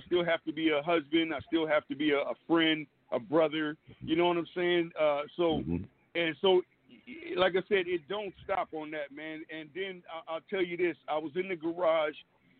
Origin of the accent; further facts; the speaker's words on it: Oakland, California, United States; born there; also born or lived in San Diego / Brooklyn; now in Fairfield, United States; I'm out of Fairfield, California. I was born in Oakland, California. Lived in Oakland for a while. Lived in San Diego.